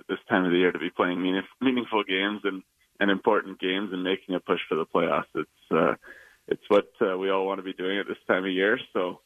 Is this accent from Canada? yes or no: yes; Vancouver, British Columbia, Canada; I'm from Vancouver.